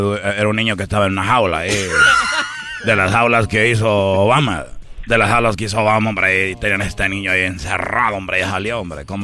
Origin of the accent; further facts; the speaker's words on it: Honduras; Fíjate, yo soy de Honduras, hombre.